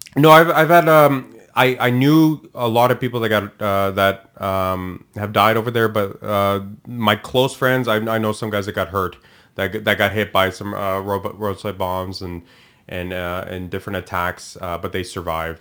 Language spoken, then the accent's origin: English; Canada; I'm Canadian, first generation born here